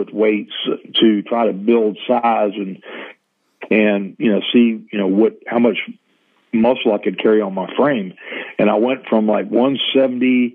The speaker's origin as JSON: {"language": "English", "town": "Norfolk", "region": "Virginia", "country": "United States", "tie": "born or raised there", "said": "Norfolk Scope, which was a bigger arena in my hometown."}